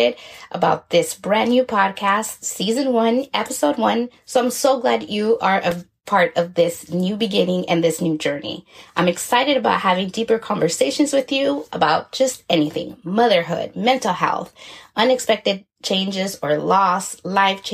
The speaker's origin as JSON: {"language": "English", "town": "Los Angeles", "region": "California", "country": "United States", "tie": "born or raised there", "also_born_or_lived": "Guatemala / Inland Empire, California", "said": "I was born in Guatemala and grew up in Southeast Los Angeles, California"}